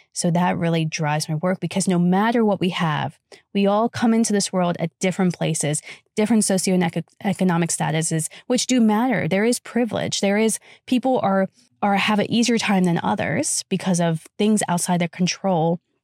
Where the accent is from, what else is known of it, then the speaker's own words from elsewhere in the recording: United States; I was raised in the United States of America